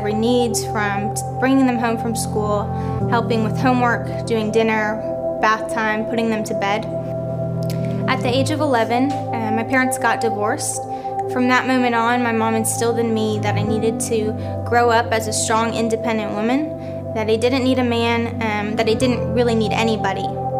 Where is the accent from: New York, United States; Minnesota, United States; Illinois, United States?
Minnesota, United States; I am 21 years old. I'm from Minnesota